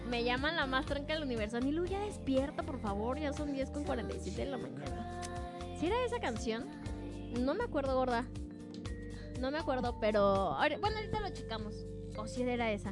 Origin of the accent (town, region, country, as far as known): Mexico